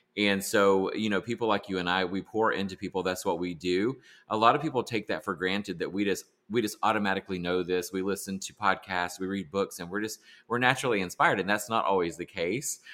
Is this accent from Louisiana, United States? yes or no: no; South Carolina, United States; I grew up in South Carolina